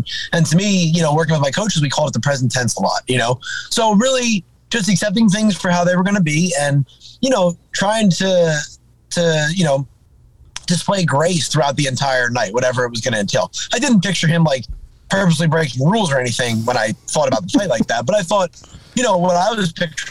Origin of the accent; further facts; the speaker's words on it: New Jersey, United States; I'm from New Jersey.